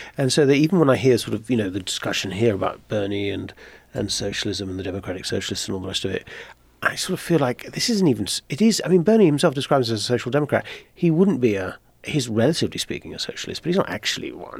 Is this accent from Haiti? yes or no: no; Netherlands; also born or lived in Ireland; now in United States; my father's Irish, I was born in Ireland, but my, but I grew up mainly in Holland